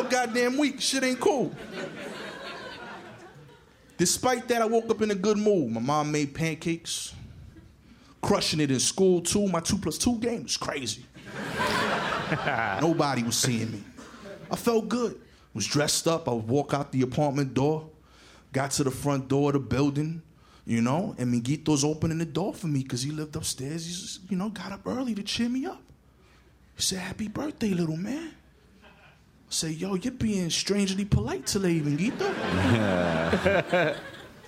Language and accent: English; New York City, New York, United States; I'm from East New York, you know, and when you grow up in East New York, you tend to have a bit of an edge to you